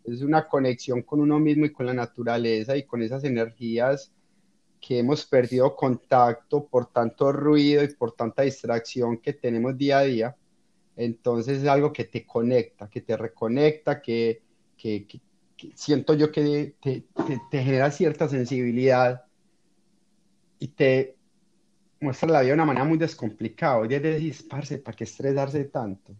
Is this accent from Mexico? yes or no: no; Colombia; moved away as an adult; also born or lived in United States